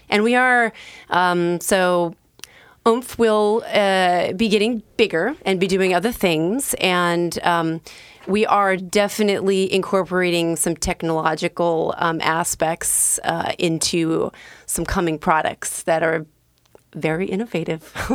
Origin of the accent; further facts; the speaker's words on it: Bend, Oregon, United States; moved away as an adult; also born or lived in Southern California / New York / New Jersey / Rhode Island; now in Portland, United States; I was born in Southern California and raised in Bend